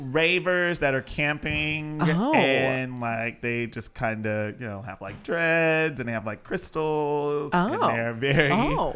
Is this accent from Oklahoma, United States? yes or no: no; Houston, Texas, United States; moved away as an adult; now in Austin, United States; I grew up in Houston, Texas, and I moved to Austin basically to recreate during COVID.